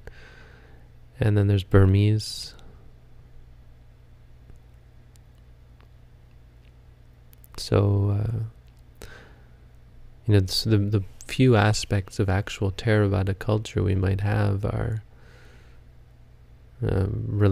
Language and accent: English; Canada; I'm Canadian